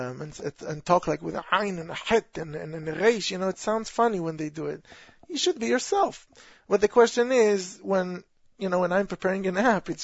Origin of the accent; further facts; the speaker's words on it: Israel; accent: Israeli; moved away; I come from Israel. my Israeli accent is pretty apparent.